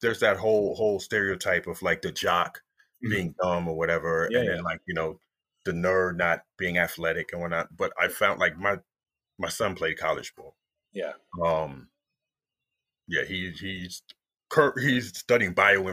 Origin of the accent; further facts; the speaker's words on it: Uniondale, New York, United States; I grew up in Uniondale, New York